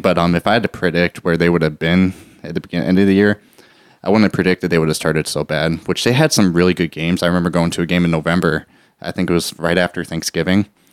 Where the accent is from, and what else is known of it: St. Louis, Missouri, United States; born or raised there; also born or lived in Texas